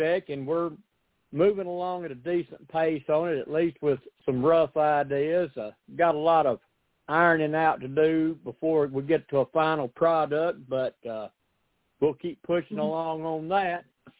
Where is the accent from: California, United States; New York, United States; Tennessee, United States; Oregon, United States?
Tennessee, United States; I'm an artist from Tennessee, or at least an aspiring artist.